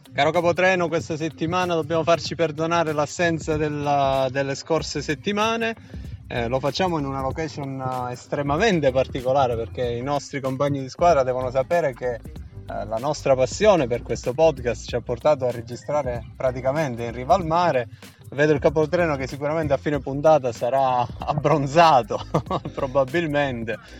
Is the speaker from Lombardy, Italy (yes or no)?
no; Calabria, Italy; se noi siamo calabresi